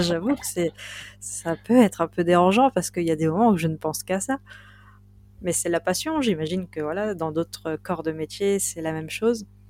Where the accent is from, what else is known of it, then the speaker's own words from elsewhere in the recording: Binic, Brittany, France; on est vraiment chez moi, à Binic